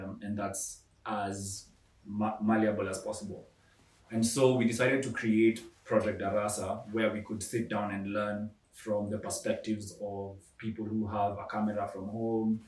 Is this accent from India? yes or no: no; Kenya; I'm Kenyan